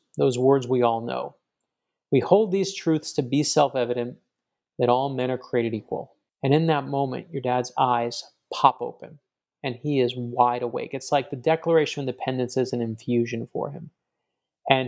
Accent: Miami, Florida, United States; I'm from Miami

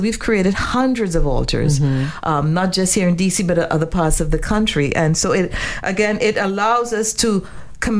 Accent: Trinidad & Tobago; I grew up in Trinidad

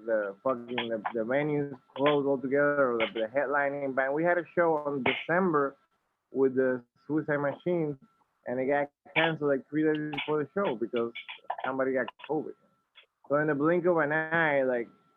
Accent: Dominican Republic; moved away; growing up in the Dominican Republic, a lot of these bands we grew up listening

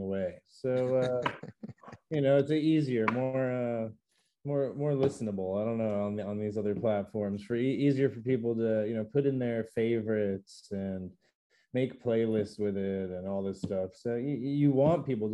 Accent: United States; I'm American.

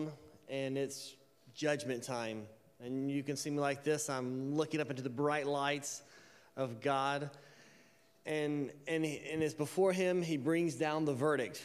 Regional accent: Alabama, United States; I'm from Alabama

